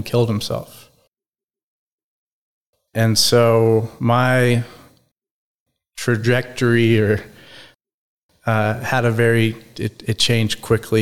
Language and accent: English; Dallas, Texas, United States; I was born in Dallas, Texas. I'm the youngest of 3 boys. I'm 40. I grew up kind of North Dallas area, Preston Hollow area.